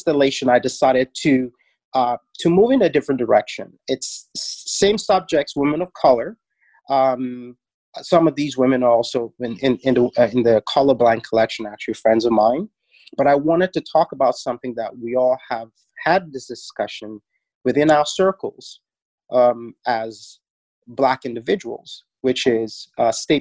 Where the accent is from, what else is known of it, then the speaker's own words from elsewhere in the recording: Nigeria; now in Toronto, Canada; growing up in Nigeria, head wraps was something every woman wore